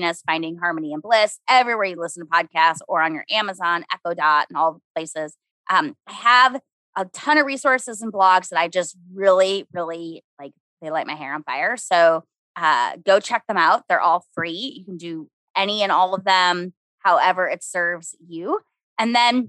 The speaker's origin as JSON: {"language": "English", "region": "Minnesota", "country": "United States", "said": "I'm from Minnesota."}